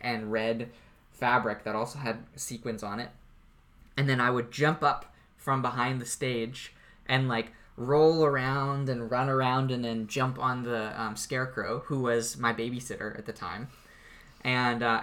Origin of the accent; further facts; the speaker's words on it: Courtenay, British Columbia, Canada; when I was growing up in Courtney, there was a school at the end of the street